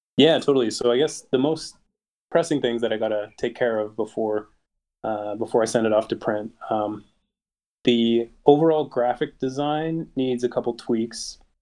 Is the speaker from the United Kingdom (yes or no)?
no; Canada; I'm Canadian